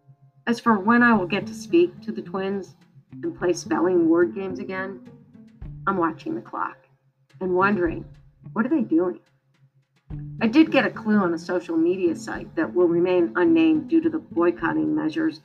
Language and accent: English; Michigan, United States; When I was growing up in Michigan